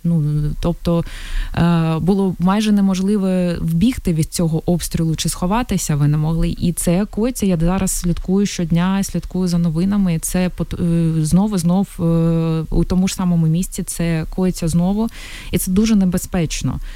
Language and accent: Ukrainian; Mariupol, Donetsk Oblast, Ukraine; first language Russian; Ukrainian is a second language; moved away as an adult